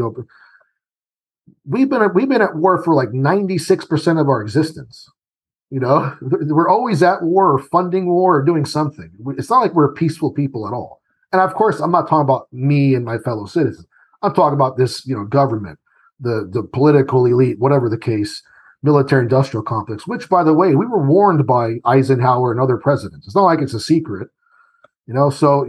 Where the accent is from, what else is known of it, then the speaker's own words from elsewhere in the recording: Italy; born there; I was born in Italy. And so I remember being the American in the, you know, the town that I was